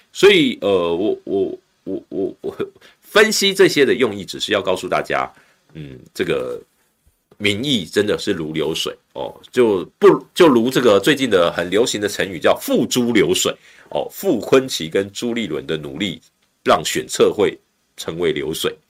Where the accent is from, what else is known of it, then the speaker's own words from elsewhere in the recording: Taiwan; 但是我们都在这块土地里面成长长大